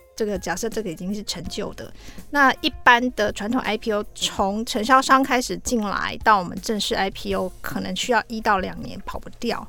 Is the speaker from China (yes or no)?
no; Taiwan; 那这个 unit 我们台湾人比较陌生啦